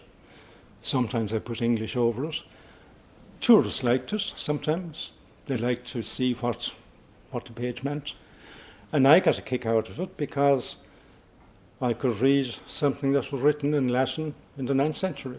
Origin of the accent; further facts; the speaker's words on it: Tralee, Munster, Ireland; now in Dublin, Ireland; I'm from Tralee originally, but I'm gone quite a long time